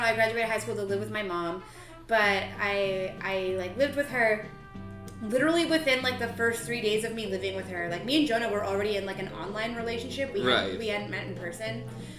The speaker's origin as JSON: {"language": "English", "country": "Canada", "tie": "born or raised there", "also_born_or_lived": "United States", "moved": "as an adult", "said": "I lived in Canada, I graduated high school, I moved out of my parents' house at 17"}